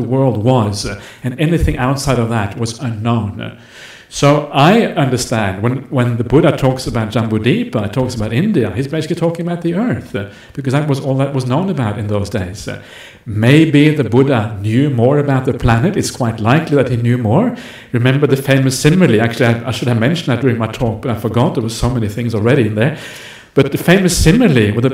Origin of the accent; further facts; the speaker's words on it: Norway; That's where I'm from. I'm from Norway.